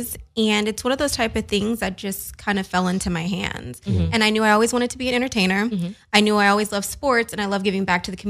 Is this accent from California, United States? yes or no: yes; Los Angeles, California, United States; 818, the Valley, born and raised